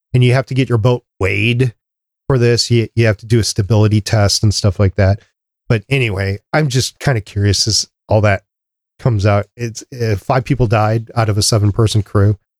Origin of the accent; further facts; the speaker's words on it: Minnesota, United States; we're from Minnesota